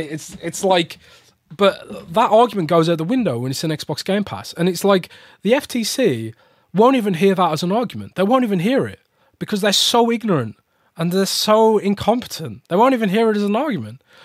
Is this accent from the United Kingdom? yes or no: yes; United Kingdom; as a Brit